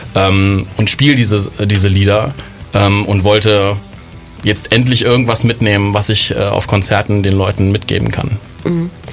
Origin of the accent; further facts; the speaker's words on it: Berlin, Germany; moved away as an adult; now in Bonn, Germany; ich bin ja ursprünglich aus Berlin, bin also kein Bonner äh, und bin mit circa 20 äh, nach Bonn gegangen